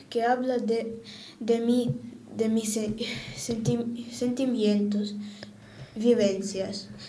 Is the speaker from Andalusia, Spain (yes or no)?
yes; Seville, Andalusia, Spain; born there; Nací en Sevilla el 2 de julio de 1996. Tengo 26 años, para ser exacto.